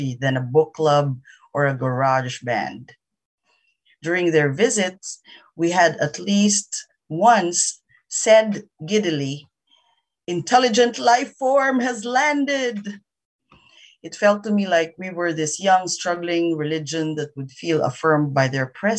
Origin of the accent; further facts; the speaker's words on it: Philippines; I'm a Filipino